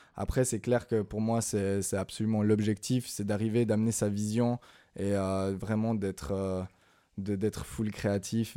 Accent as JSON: {"language": "French", "town": "Lausanne", "region": "Vaud", "country": "Switzerland", "tie": "born or raised there", "said": "je vis dans la région de Lausanne, j'ai grandi à Lausanne"}